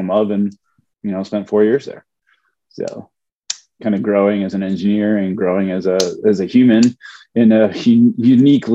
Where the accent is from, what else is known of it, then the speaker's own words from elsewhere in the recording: Buffalo, New York, United States; moved away as an adult; also born or lived in Ohio / Cleveland; I'm originally from Buffalo, New York